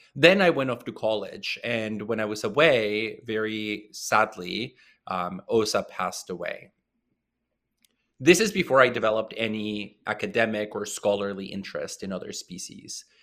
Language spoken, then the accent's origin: English; small town near Puerto Vallarta, Jalisco, Mexico; moved away; I grew up in Mexico in a very small town, um, near the city of Puerto Vallarta